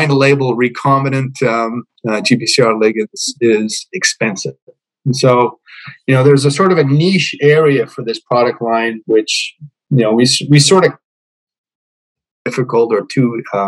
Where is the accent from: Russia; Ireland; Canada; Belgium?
Canada; Montreal, Quebec; moved away as an adult; also born or lived in United Kingdom / British Columbia; I grew up in Montreal. Personally, at least, I did around 3 years of elementary school and 2 years of secondary school there.